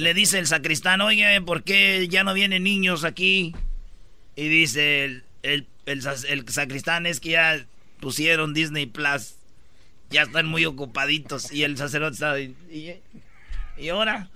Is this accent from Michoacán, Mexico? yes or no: yes; Michoacán, Mexico; soy michoacano